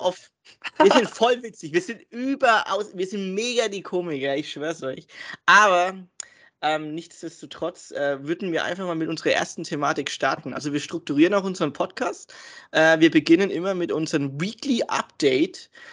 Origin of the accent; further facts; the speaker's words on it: Germany; wir sind Deutsche natürlich, wir sind hier geboren und aufgewachsen, aber wir haben einen Migrationshintergrund